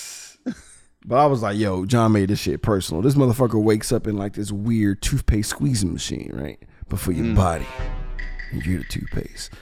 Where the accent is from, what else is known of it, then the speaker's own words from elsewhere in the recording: Texas, United States; Being a Texan